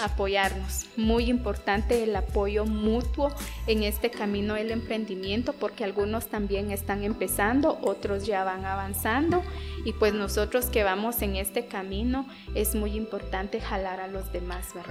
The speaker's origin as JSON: {"language": "Spanish", "town": "San Pedro La Laguna", "region": "Sololá", "country": "Guatemala", "tie": "born or raised there", "first_language": "Tz'utujil", "second_language": "Spanish", "said": "Yo soy originaria de San Pedro La Laguna Sololá"}